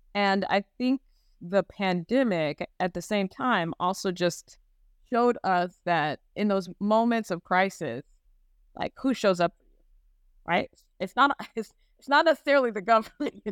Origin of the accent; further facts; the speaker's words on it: Gary, Indiana, United States; I had a very positive experience growing up in Gary